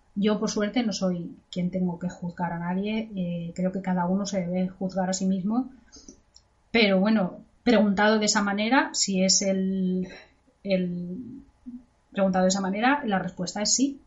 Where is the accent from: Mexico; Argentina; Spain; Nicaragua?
Spain; now in England, United Kingdom; yo que soy de España